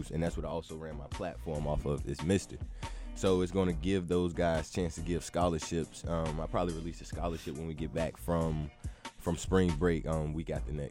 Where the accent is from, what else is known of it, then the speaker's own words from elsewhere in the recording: Virginia, United States; I'm originally from Virginia, but I graduated out of Warren County.